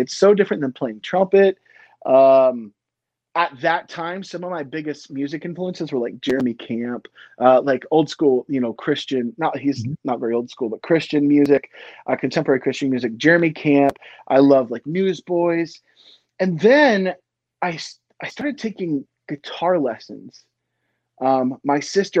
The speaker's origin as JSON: {"language": "English", "town": "Lynchburg", "region": "Virginia", "country": "United States", "tie": "born or raised there", "also_born_or_lived": "Philadelphia, Pennsylvania / Florida", "said": "I grew up, I was born in Philadelphia, Pennsylvania, moved to Florida, spent about 5 years there. And then we kind of planted our seeds in Lynchburg, Virginia."}